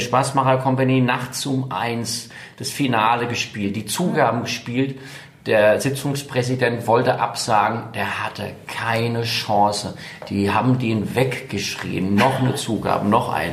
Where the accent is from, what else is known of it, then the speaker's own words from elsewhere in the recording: Taunus, Hesse, Germany; moved away as an adult; now in Mainz, Germany; Ich bin ja selbst in, im Taunus groß geworden.